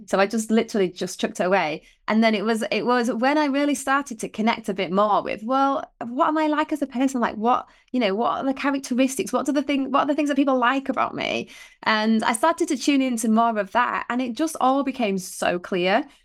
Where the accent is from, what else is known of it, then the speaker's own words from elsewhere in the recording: Otley, Yorkshire and the Humber, United Kingdom; we lived in Otley, so, you know, we grew up in Otley.